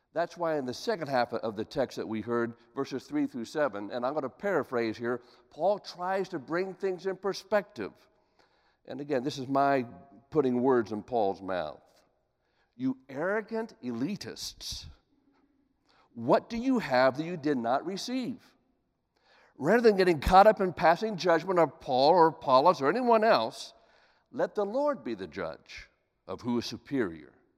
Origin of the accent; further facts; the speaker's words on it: Columbus, Ohio, United States; Columbus, Ohio, my hometown